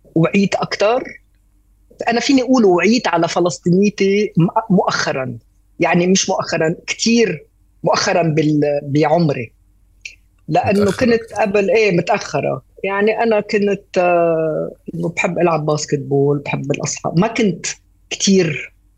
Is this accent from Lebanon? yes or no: yes; Beirut, Beirut Governorate, Lebanon; فنشأت ببيروت ولبنانية